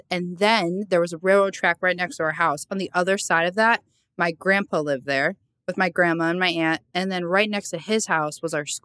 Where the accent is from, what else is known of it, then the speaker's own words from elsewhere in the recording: Lakewood, New Jersey, United States; so I was born in Lakewood, New Jersey. If you don't know where that is, it's not Jersey Shore, first of all.